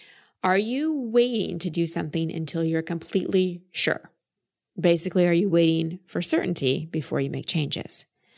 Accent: Dallas, Texas, United States; It's actually my hometown. I've just lost the accent over time. We moved to Dallas when I was like 2 years old, so I've always called Texas home.

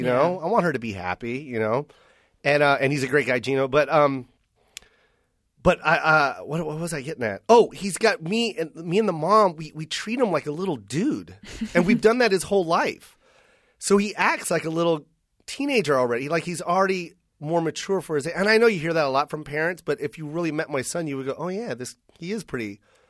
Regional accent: Misawa, Aomori, Japan; born there; also born or lived in Chicago / Philippines / Washington / Las Vegas; I grew up I'm a military brat, so it's everywhere. I was born in Misawa, Japan, and then we made our way to Chicago, Illinois. And then from Illinois, we went to the Philippines.

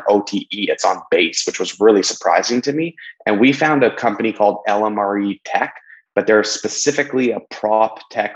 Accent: Canadian in British Columbia, Canada; I'm just Canadian in British Columbia

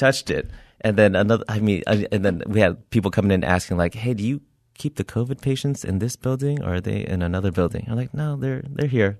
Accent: Milpitas, California, United States; I grew up in Milpitas, California

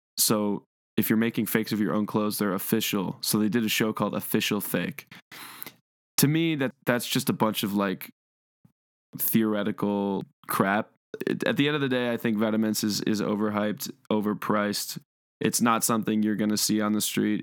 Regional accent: Cleveland, Ohio, United States; I'm from Cleveland

